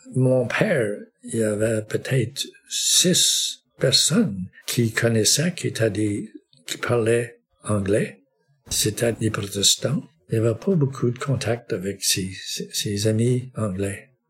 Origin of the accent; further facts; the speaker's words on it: Saint-André-Avellin, Quebec, Canada; first language English; French is a second language; j'étais élevé au Québec dans un milieu francophone. À, saint andré valin